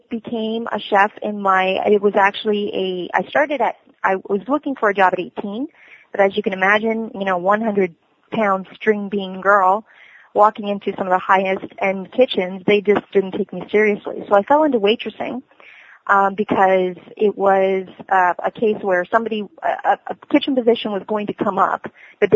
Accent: Cambridge, Ontario, Canada; also born or lived in South America / Waterloo, Ontario; I was born in South America, and I grew up in Cambridge, Ontario, Canada.

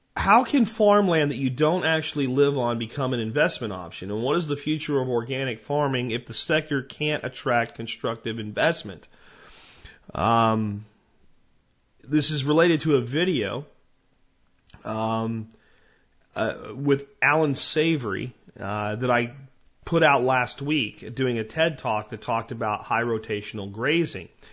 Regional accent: Jonestown, Pennsylvania, United States; Where I grew up in Pennsylvania, you know, we, we lived in a place called Jonestown

